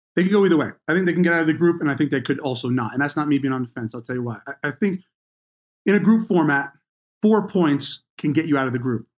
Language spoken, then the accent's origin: English; New Jersey, United States; I grew up in New Jersey.